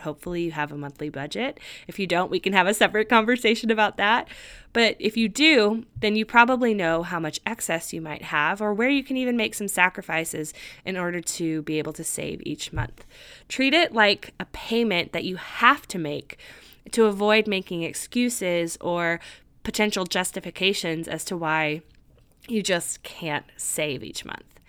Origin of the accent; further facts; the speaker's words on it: California, United States; moved away as an adult; also born or lived in Nashville, Tennessee; I moved across the country from my home state of California to Nashville, Tennessee